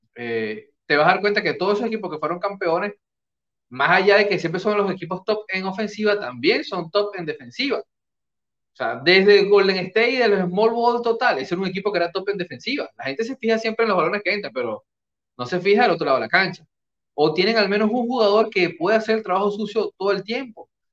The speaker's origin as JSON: {"language": "Spanish", "country": "Venezuela"}